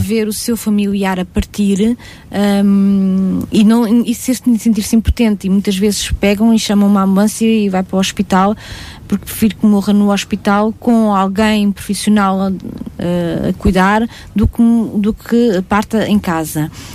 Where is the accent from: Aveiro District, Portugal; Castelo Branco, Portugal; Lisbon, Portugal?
Castelo Branco, Portugal; eu sou de Castelo Branco, de uma terrinha lá muito escondidinha de Castelo Branco